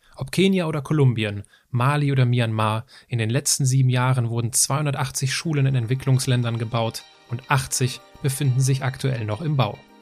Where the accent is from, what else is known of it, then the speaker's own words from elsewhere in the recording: Altenkirchen, Rhineland-Palatinate, Germany; moved away; also born or lived in Hachenburg; nebenan von Altenkirchen, wo ich aufgewachsen bin.